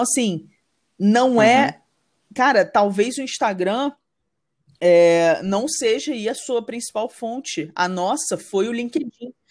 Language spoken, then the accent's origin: Portuguese; Rio de Janeiro, Brazil; now in São Paulo, Brazil; eu sou, sou, carioca e moro em São Paulo